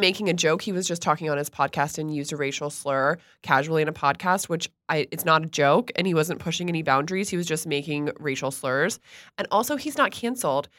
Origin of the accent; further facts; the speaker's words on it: Stuart, Florida, United States; I grew up in Stuart, Florida.